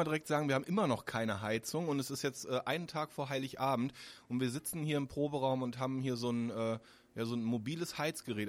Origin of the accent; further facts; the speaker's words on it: Solingen, North Rhine-Westphalia, Germany; also born or lived in Cologne / Wermelskirchen; ich komme ja selbst aus Solingen